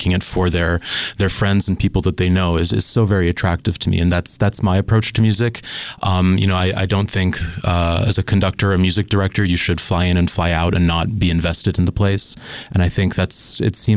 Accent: Switzerland; moved away; also born or lived in Scotland / Pennsylvania; I was born in Scotland and grew up in Switzerland

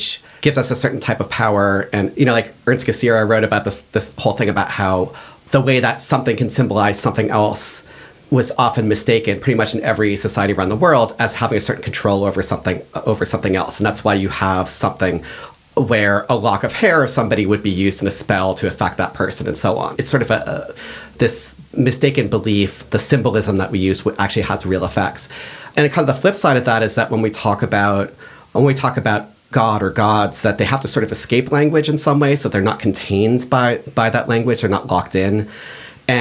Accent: outside of Boston, Massachusetts, United States; I grew up here. I grew up outside of Boston

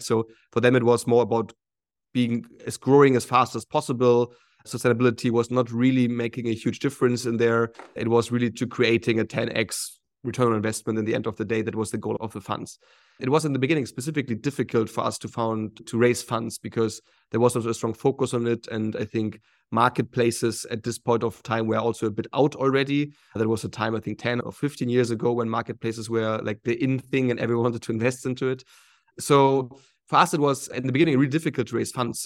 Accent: Hamburg, Germany; moved away as an adult; also born or lived in Shanghai, China; I'm originally from Hamburg in Germany.

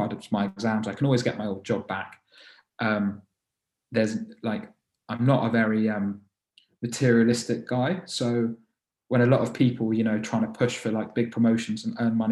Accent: London, United Kingdom; I was born and raised in London

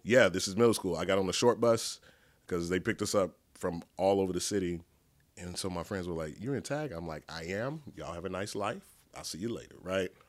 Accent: Dallas, Texas, United States; I'm from Dallas, grew up here, grew up in, uh, DeSoto, Oak Cliff, like a tiny speck of Pleasant Grove

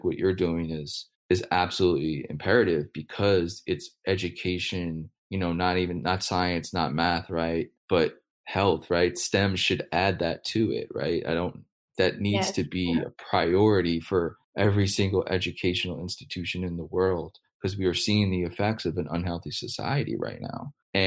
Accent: United States; as an American

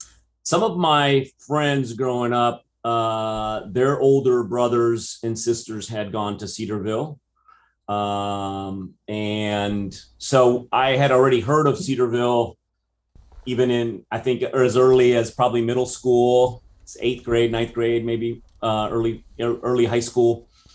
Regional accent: Brazil; English is a second language; now in United States; Well, I think growing up in American high school in Brazil, I always had this dream of coming to America and being in America. But I will say that it actually, surprisingly, even though I can speak English, you don't detect an accent or anything, but I am Brazilian.

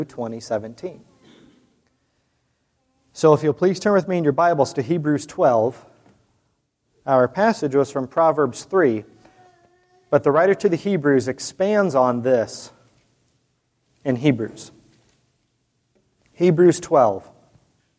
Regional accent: Fort Wayne, Indiana, United States; I'm from Fort Wayne, Indiana, so I grew up in the Bobby Knight days

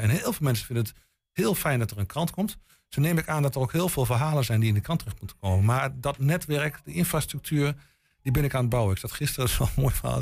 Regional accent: Boekelo, Overijssel, Netherlands; Ik kom zelf uit Boekelo

